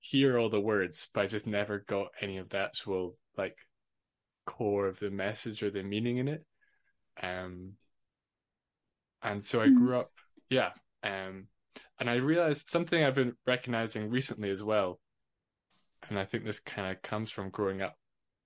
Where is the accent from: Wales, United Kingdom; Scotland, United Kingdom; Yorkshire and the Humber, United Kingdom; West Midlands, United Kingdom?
Scotland, United Kingdom; Edinburgh; also born or lived in Fife; I grew up in Edinburgh till I was about 12 or 13, and then moved to Fife.